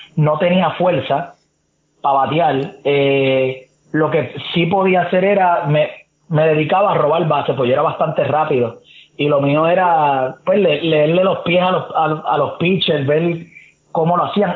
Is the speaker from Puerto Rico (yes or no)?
yes; Trujillo Alto, Puerto Rico; also born or lived in Santurce, San Juan; yo vivo viví en Trujillo Alto